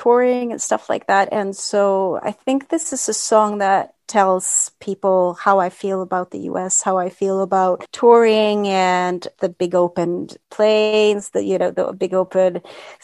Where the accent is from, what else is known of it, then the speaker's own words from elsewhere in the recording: Sweden; also born or lived in Florida; I'm from Sweden.